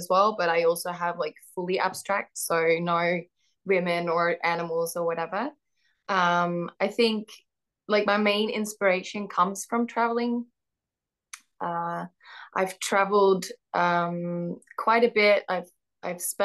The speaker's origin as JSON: {"language": "English", "country": "Netherlands", "tie": "born or raised there", "also_born_or_lived": "Australia", "said": "I'm from the Netherlands"}